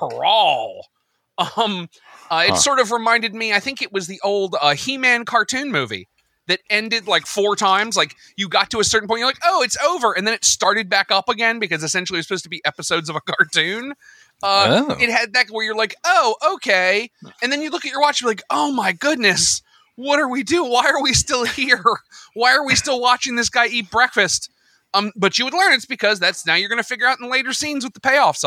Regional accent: United States; as an American

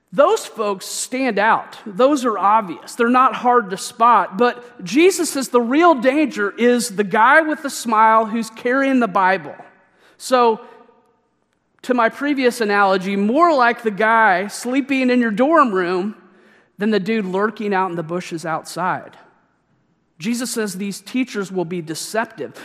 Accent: Missouri, United States; my home state

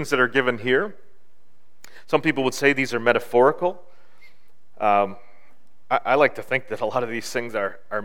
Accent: Bancroft, Ontario, Canada; I grew up in Bancroft in Northern Ontario.

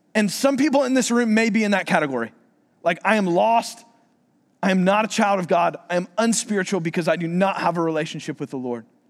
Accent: Florida, United States; moved away; I'm from Florida

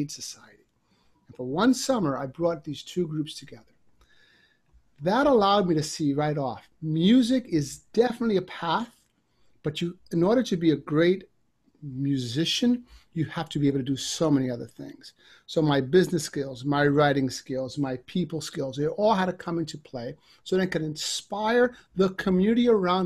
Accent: New York City, New York, United States; I grew up in a part of New York that was challenging to be

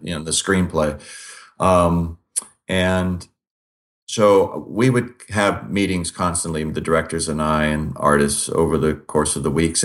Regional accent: Olympia, Washington, United States; I grew up in the Pacific Northwest

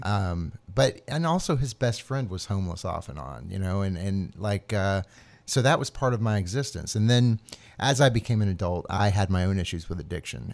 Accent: Atlanta, Georgia, United States; moved away as an adult; also born or lived in New Orleans / Asheville / upstate New York; I grew up in Atlanta, just north of Atlanta in the burbs

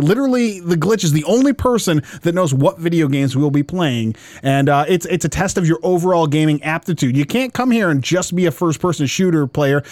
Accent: Westland, Michigan, United States; I grew up in Westland, Westland, Michigan, South, Southeast Michigan. We're a suburb of Detroit.

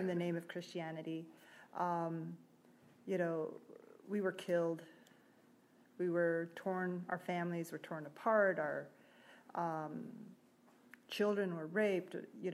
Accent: Wind River Indian Reservation, Wyoming, United States; I grew up in Wind River Indian Reservation, Wyoming

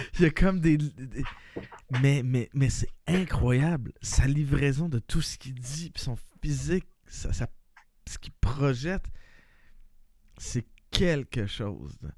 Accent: Quebec, Canada; nous, étant des Québécois

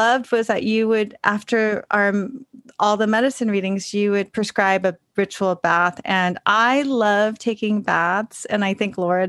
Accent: Los Angeles, California, United States; also born or lived in Bay Area, California; now in New York, United States; I grew up in Los Angeles, then I lived in the Bay Area.

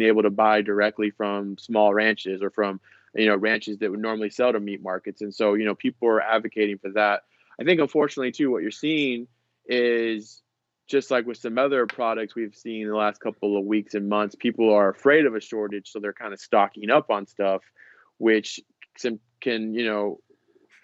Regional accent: about an hour south of Houston, Texas, United States; now in Houston, United States; I live in Houston. The last couple of weeks I've actually come to my hometown. It's a little bit – it's about an hour south of Houston

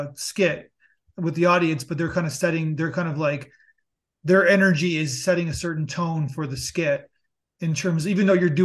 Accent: Canada; I'm Canadian

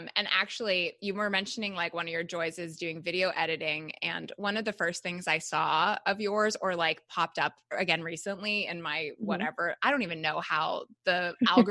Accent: Toronto, Ontario, Canada; moved away as an adult; now in Chicago, United States; I'm from Canada

